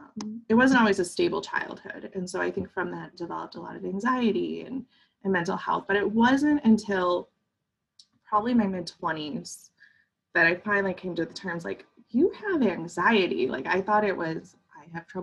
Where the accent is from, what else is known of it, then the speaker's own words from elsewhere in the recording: Midwest, United States; I grew up in the Midwest and in the 90s, and we don't do feelings here